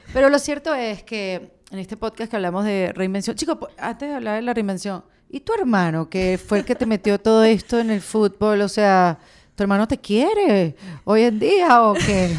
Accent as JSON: {"language": "Spanish", "country": "Venezuela", "said": "somos venezolanos"}